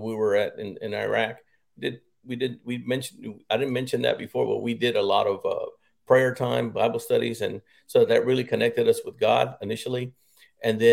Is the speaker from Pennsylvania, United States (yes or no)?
no; Harlingen, Texas, United States; moved away as an adult; also born or lived in Bamberg, Germany / Fort Hood, Texas; I grew up in South Texas, born and raised in Harlingen, Texas. Was there until I was 19